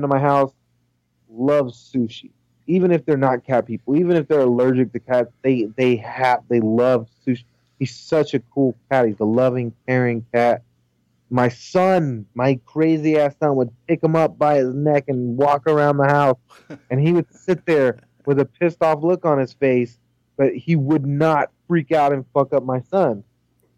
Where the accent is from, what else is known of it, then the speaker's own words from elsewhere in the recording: California, United States; also born or lived in Indiana; when we moved from Indiana, when I was going into second grade, we moved from Indiana back over here to California.